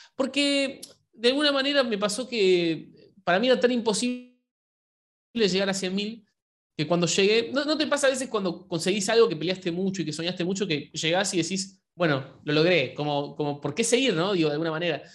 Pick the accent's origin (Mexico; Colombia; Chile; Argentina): Argentina; Yo soy de Argentina